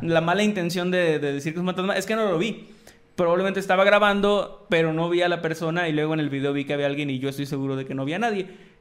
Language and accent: Spanish; Tamaulipas, Mexico; mi tierra, Tamaulipeca